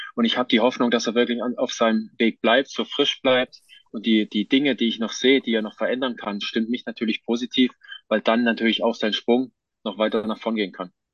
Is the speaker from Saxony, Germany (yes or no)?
yes; Johanngeorgenstadt, Saxony, Germany; moved away; also born or lived in Hinterzarten; in Johann Georgenstadt im Erzgebirge, wo ich aufgewachsen bin